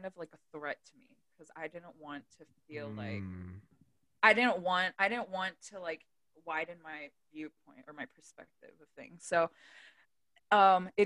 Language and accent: English; Delaware, United States; I grew up in Delaware, everyone is like-minded.